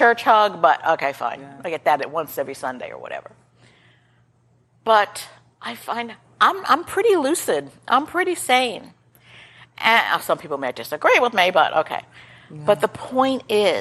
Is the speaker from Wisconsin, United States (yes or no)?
no; New York, United States; I'm from New York